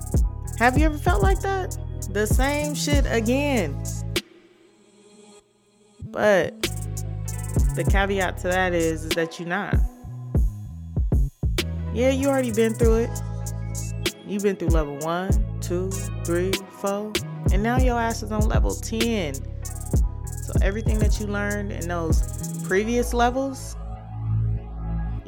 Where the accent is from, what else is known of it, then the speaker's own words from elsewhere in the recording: Inglewood, California, United States; moved away as an adult; now in Seattle, United States; I'm from Inglewood, California. I'm currently in Seattle. Been here for 3 years.